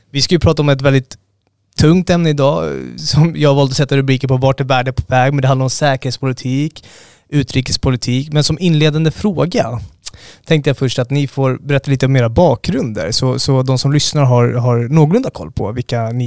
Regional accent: Finland; now in Stockholm, Sweden; jag är finlandssvensk

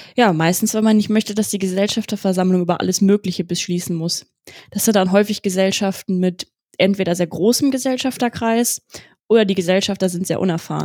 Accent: Wesel, North Rhine-Westphalia, Germany; moved away as an adult; now in Cologne, Germany; Ich bin 27 Jahre alt und in Wesel am Niederrhein geboren und aufgewachsen

